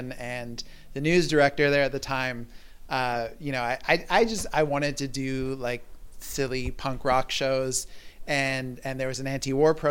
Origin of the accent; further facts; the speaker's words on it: Toronto, Ontario, Canada; now in Montreal, Canada; I was growing up in Toronto as a teenager